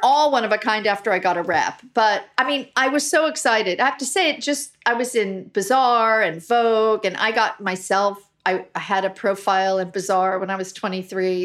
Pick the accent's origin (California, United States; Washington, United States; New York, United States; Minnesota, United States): California, United States; Los Angeles; I grew up in Brentwood before it, it's pretty Hollywood now